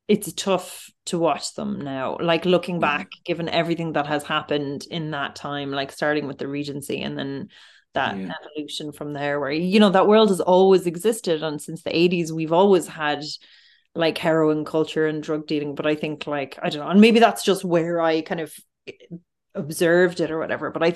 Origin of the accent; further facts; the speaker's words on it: Dublin, Leinster, Ireland; I'm from Finglas, and I would have worked in this town centre in this Super Value and Super Quinn growing up